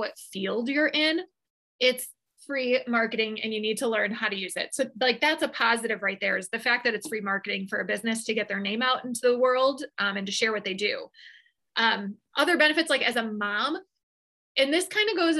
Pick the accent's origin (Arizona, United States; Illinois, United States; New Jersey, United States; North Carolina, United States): Illinois, United States; Chicago; literally born and raised in Chicago, I don't know anything other than an American life